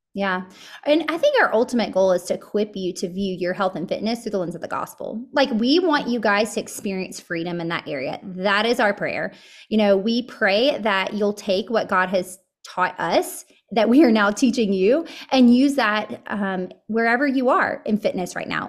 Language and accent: English; Murfreesboro, Tennessee, United States; I grew up here in middle Tennessee. I grew, uh, we're, I'm actually from Murfreesboro